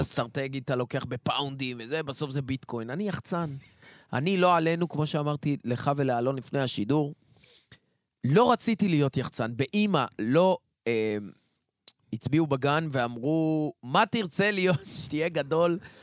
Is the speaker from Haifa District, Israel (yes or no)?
yes; Haifa, Haifa District, Israel; also born or lived in Kiryat Motzkin / Tel Aviv; now in Ness Ziona, Israel; נולדתי במוצקין, עברתי לחיפה. כמו כל חיפאי, קשרתי את גורלי עם תל אביב